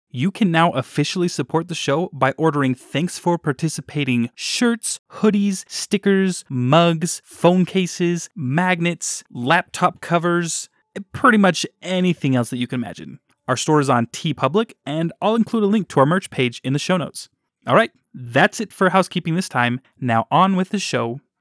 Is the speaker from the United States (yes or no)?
yes; Davis County, Utah, United States; I grew up in Davis County, and now I'm living in Utah County